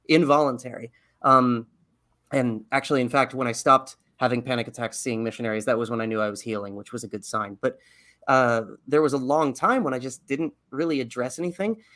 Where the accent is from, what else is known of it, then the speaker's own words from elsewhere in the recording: Texas, United States; I grew up in Texas, like, in the proverbial buckle of the Bible Belt